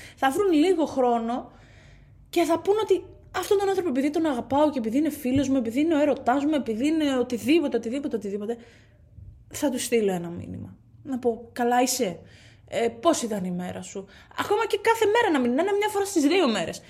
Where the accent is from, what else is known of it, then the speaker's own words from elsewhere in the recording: Katerini, Central Macedonia, Greece; moved away; για μένα πατρίδα είναι εκεί που γεννήθηκα, έκανα του φίλου μου, μεγάλωσα είναι εκεί που είναι η καταγωγή μου, α πούμε, στην περίπτωση αυτή. Είμαι από την Κατερίνη